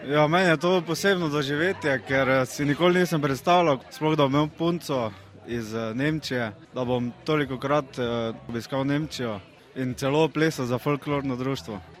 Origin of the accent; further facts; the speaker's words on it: Polčane, Slovenia; Sem tudi knes iz Polčan.